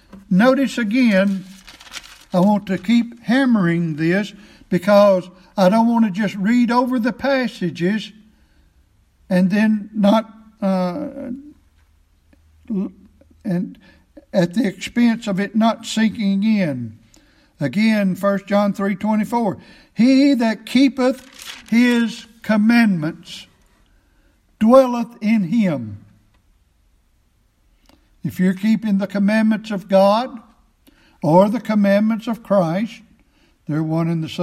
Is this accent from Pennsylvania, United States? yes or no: no; Chestnut Glade community, Weakley County, Tennessee, United States; I'm a Tennessean because I've lived in this state all my life, from one end to the other